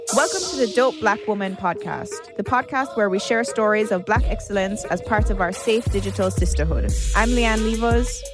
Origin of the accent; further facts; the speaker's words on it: Jamaica; I grew up in Jamaica